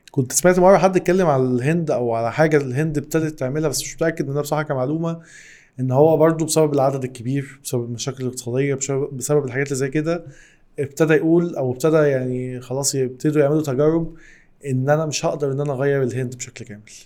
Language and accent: Arabic; Egypt; احنا ليه كمصر